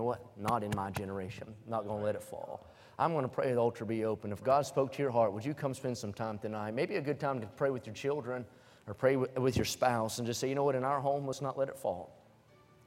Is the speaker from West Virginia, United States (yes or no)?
yes; West Virginia, United States; moved away; I was born in West Virginia, and everywhere you walk, you're on the side of a hill.